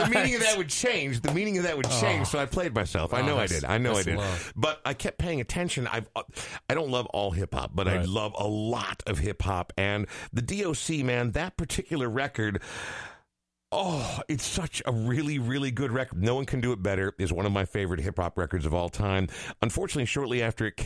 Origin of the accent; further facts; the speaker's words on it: Coon Rapids, Minnesota, United States; growing up in Coon Rapids